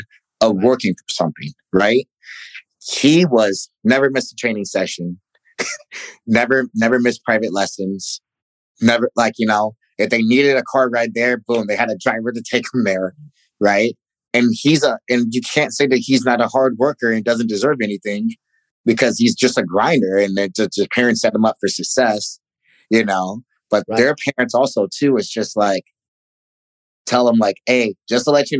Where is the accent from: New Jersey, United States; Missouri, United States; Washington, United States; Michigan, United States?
Missouri, United States; Ferguson; moved away; growing up in Ferguson